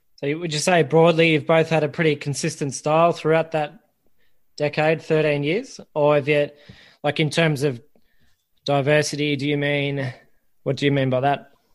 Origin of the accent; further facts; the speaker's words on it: Ballarat, Victoria, Australia; I grew up in Ballarat